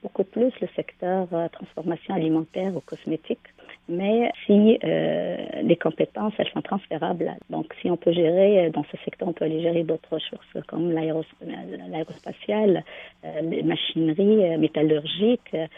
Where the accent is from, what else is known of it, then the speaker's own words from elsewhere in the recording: Algeria; moved away; je viens de l'Algérie, dans une usine de, produits chimiques pour les matelas. Donc, j'ai grandi dans cet univers